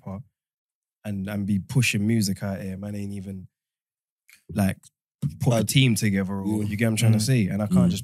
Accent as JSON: {"language": "English", "town": "Kingston", "country": "Jamaica", "said": "I'm from Kingston"}